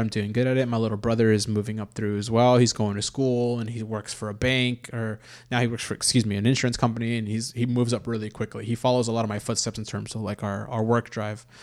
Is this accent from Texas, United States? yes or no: no; Los Angeles, California, United States; we were born and raised in Los Angeles